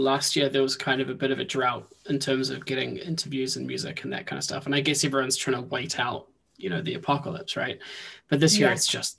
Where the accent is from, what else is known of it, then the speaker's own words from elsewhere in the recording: New Zealand; moved away; It's honestly, it's funny because I moved up here from New Zealand and I was like, it'll be fine.